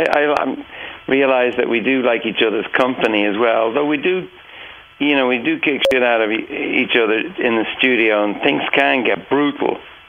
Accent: Dublin, Leinster, Ireland; I'm still friends with a lot of the people I grew up with on Cedarwood Road.

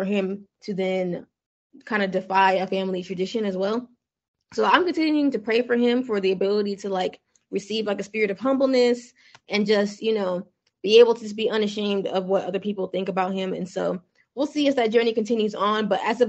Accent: United States; also born or lived in Nigeria; I was born over there, and then we actually came over to the United States as a child. So it was actually an interesting experience for me growing up in the United States

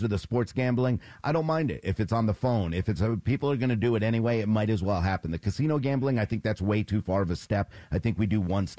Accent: New York, United States; moved away; I watched my grandparents who always had a home in Atlantic City, and growing up in New York, I spent every summer there

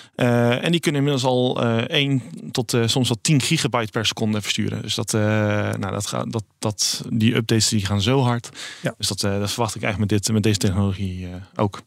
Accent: Rotterdam, South Holland, Netherlands; ik kom uit Rotterdam

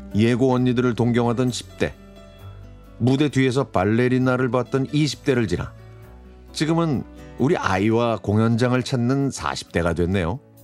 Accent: Anyang, Gyeonggi Province, South Korea; 저는 경기도 안양시에서 학창 시절을 보냈습니다

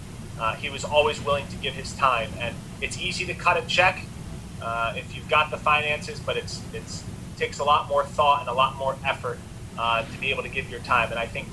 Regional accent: Philadelphia, Pennsylvania, United States; growing up in Philadelphia

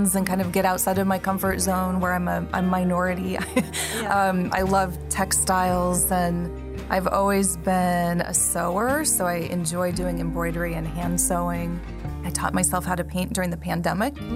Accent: the West, United States; moved away as an adult; now in Taipei, Taiwan; I grew up in the West

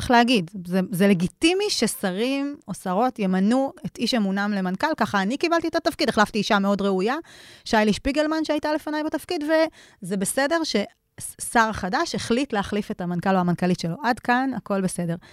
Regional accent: Kiryat Ekron, Central District, Israel; moved away as an adult; now in Negev, Israel; גדלתי ב... בקריית עקרון, שאפשר, היום קוראים לזה פריפריה חברתית, אבל מבחירה עברנו לדרום כמשפחה לפני כמה שנים, בשביל לחיות בנגב

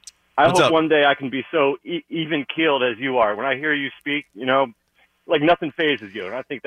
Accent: Maryland, United States; you know, I came up here from Maryland, right? And I had to pick a team. All right. I'm in the tri-state area.

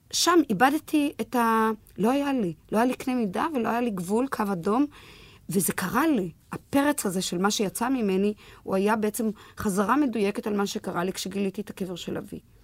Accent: Petah Tikva, Central District, Israel; ילידת פתח תקווה, ילידת 1939

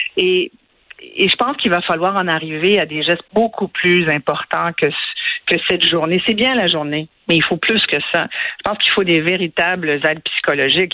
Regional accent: Quebec, Canada

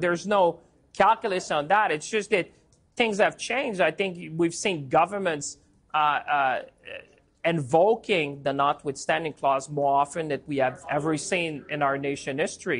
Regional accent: Canada; as a Canadian

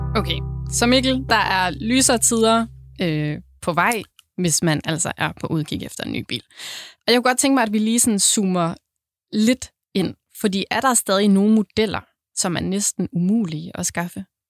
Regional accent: Southern Jutland, Southern Denmark, Denmark; nu jeg er sønderjyde

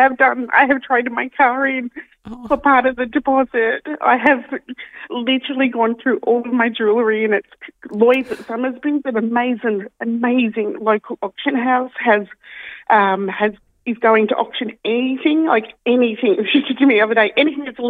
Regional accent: Sydney, New South Wales, Australia; now in Davistown, Australia; I'm from Western Sydney

